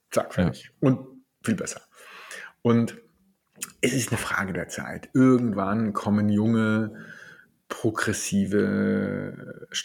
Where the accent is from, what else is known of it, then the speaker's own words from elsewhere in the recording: Stuttgart, Baden-Württemberg, Germany; Ich als Schwabe komme ja auch ab und zu mal auf den Gedanken, man könnte auch mal sparen.